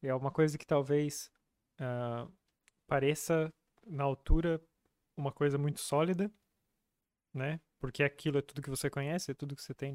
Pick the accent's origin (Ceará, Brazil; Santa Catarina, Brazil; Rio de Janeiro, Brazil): Santa Catarina, Brazil; Capinzal; born or raised there; moved away